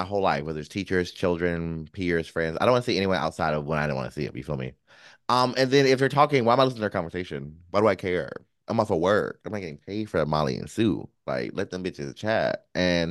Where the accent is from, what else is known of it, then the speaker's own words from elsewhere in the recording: North Carolina, United States; Now, I came from North Carolina